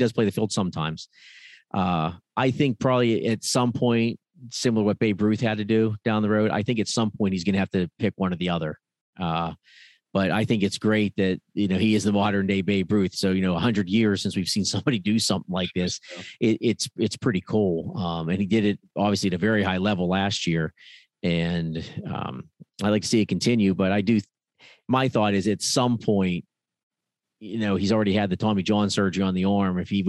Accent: Pennsylvania, United States; I came from Pennsylvania because where I was, it was very difficult to get a job at that time.

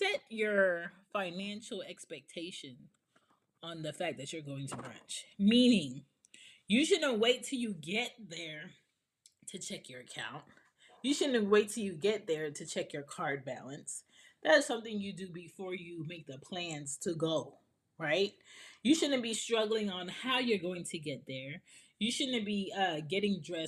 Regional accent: Jamaica; I'm Jamaican

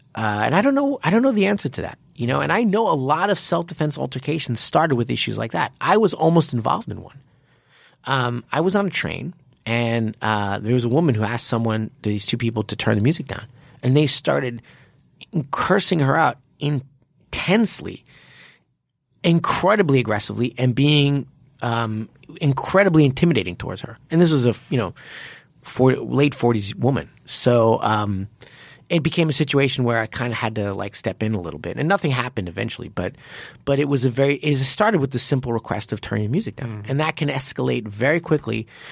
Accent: United States; also born or lived in Japan; I'm American

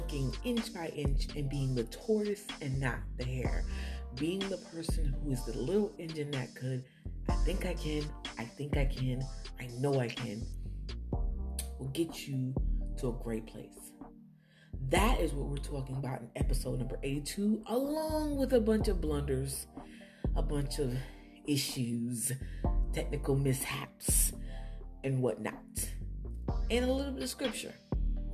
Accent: New Jersey, United States; I'm from Jersey

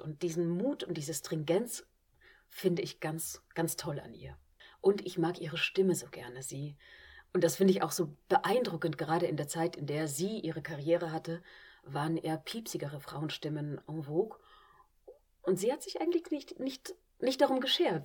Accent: Vienna, Austria; moved away as an adult; also born or lived in Klagenfurt, Austria; now in Trier, Germany; Da bin ich auch aufgewachsen und bin erst mit 18 auf die Schauspielschule und weg von zu Hause

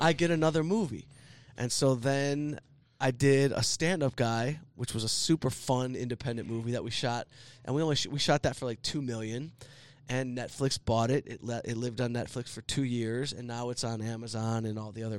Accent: Southfield, Michigan, United States; I grew up in Southfield

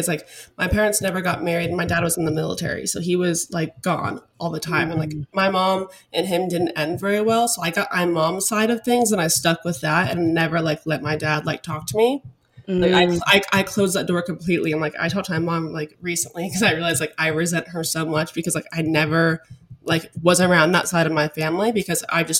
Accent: Alaska, United States; moved away as an adult; also born or lived in Arizona / Dallas, Texas; now in Denver, United States; I'm originally from Alaska. So that's where I grew up. I was there for 18, very long years

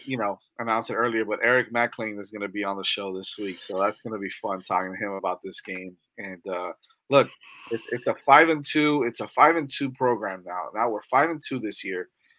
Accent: Botswana; I'm from Botswana.

